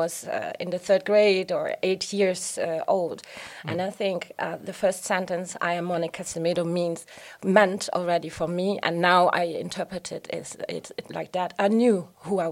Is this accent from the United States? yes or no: no; Grevenmacher, Luxembourg; Growing up in Grevenmacher is very nice